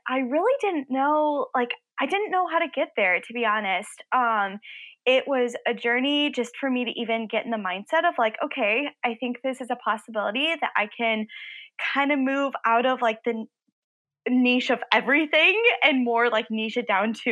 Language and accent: English; Illinois, United States; I'm from Illinois